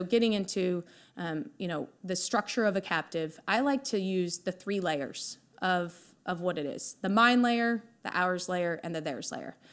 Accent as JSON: {"language": "English", "region": "Iowa", "country": "United States", "tie": "born or raised there", "said": "obviously born and raised in Iowa."}